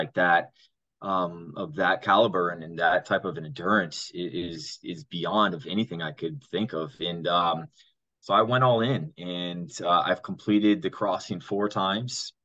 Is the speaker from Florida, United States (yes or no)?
yes; South Florida, United States; I grew up here in South Florida